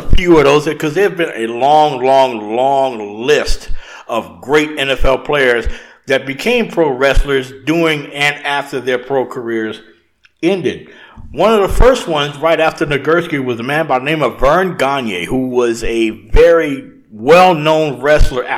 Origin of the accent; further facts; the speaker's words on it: Louisiana, United States; I grew up watching as a kid growing up in Louisiana